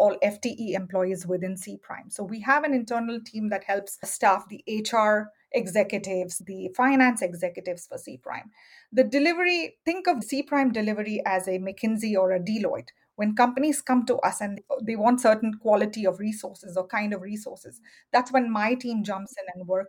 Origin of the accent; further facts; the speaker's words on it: Mumbai, Maharashtra, India; moved away as an adult; also born or lived in Silicon Valley; now in United States; I was born and raised in Bombay, which is now called Mumbai, India, and moved to the United States for my MBA many, many years ago.